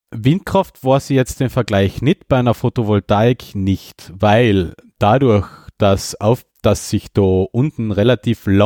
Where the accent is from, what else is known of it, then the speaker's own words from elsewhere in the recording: Carinthia, Austria; Da will ich nicht einmal als Kärntner wirklich hin.